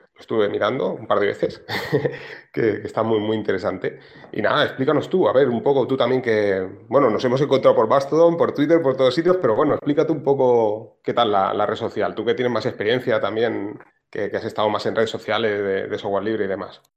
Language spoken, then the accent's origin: Spanish; Barcelona, Catalonia, Spain; yo soy de aquí de Barcelona